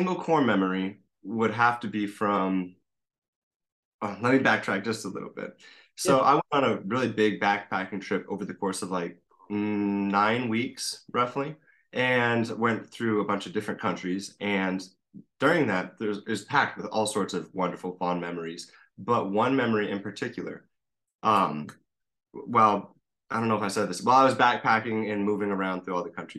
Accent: Cornville, Arizona, United States; from the Verde Valley, so Arizona, kind of near Sedona, Cornville. Grew up around here

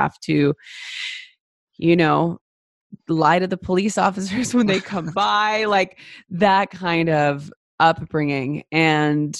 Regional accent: Los Angeles, California, United States; I grew up in East Los Angeles during the LA riots

